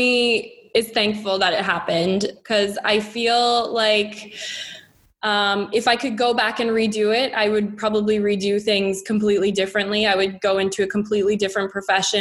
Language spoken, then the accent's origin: English; Calgary, Alberta, Canada; moved away as an adult; also born or lived in Lethbridge, Canada; now in Dubai, United Arab Emirates; I've always grown up in Alberta. I've never left Alberta.